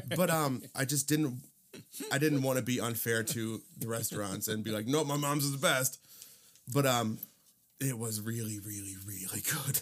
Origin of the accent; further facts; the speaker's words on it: Cedar Lake, Indiana, United States; I grew up in Cedar Lake, and, uh, I actually lived very, very close to Harry O's